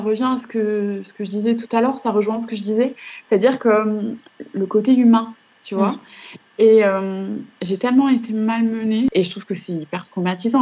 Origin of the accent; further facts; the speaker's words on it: northern France, France; moved away as an adult; also born or lived in Nice / Lyon academy area; je suis née dans le Nord. Donc, j'ai passé toutes mes études dans le Nord de la France